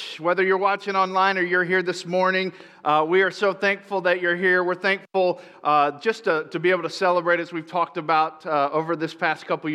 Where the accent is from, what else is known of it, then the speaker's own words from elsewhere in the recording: Tampa, Florida, United States; I grew up in Florida